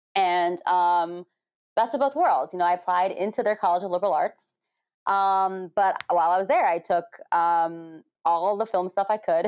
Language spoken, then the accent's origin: English; United States; being Asian American